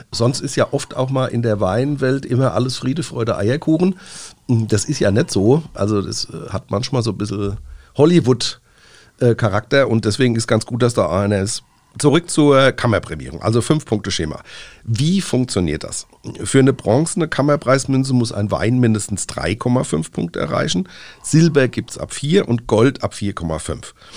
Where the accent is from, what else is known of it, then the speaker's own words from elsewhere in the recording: Rhineland-Palatinate, Germany; Bei uns in Rheinland-Pfalz